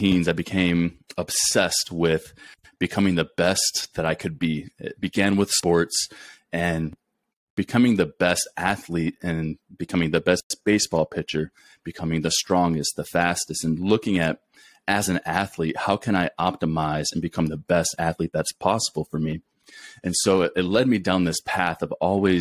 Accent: Clyde, Ohio, United States; moved away as an adult; also born or lived in Texas / Colorado / New Mexico / Beaumont, Texas; now in Alaska, United States; I'm originally born and raised in a small town called Clyde, Ohio

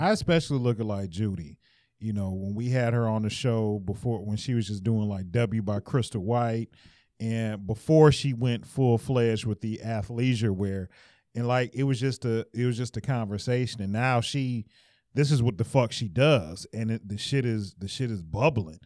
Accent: Detroit, Michigan, United States; I'm from Detroit

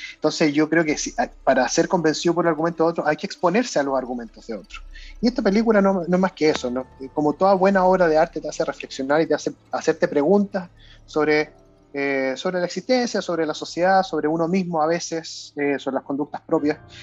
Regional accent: Chile; en Chile, por lo menos en mi época en el colegio

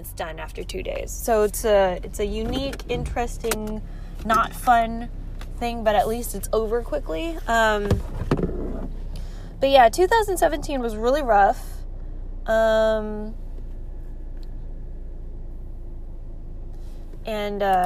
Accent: Philippines; I'm Filipino

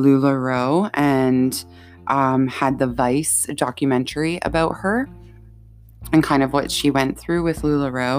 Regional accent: Canada; also born or lived in Ontario (lives near Toronto); I'm Canadian. I live in Ontario

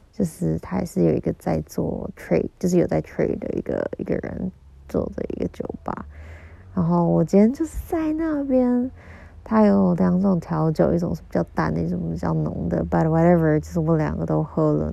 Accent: Kaohsiung, Taiwan; 我是高雄人

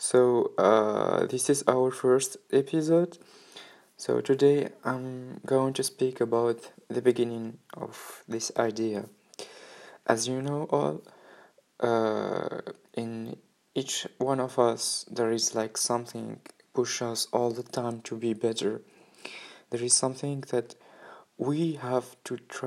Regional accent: Tunisia; moved away as an adult; I'm from Tunisia, and 3 months ago I decided to go in a new experience in other country

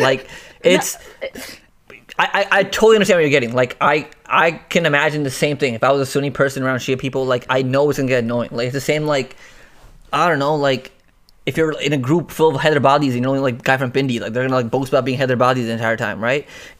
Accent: Rawalpindi, Punjab, Pakistan; Oh, hell no. I'm from Rawalpindi, man. From Rawalpindi.

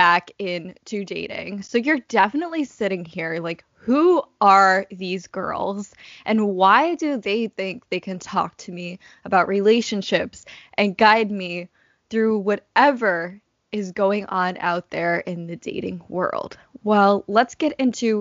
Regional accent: Boston, Massachusetts, United States; now in New York, United States; I'm from Boston

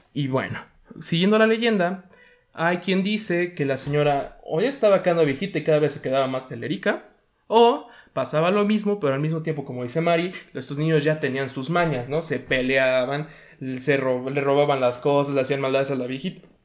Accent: Puebla, Mexico; yo sí nací en la ciudad de Puebla

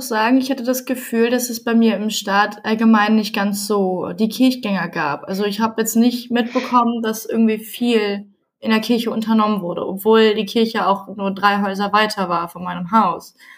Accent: Nienburg, Lower Saxony, Germany; Ich komme aus Nienburg, das liegt zwischen Hannover und Bremen

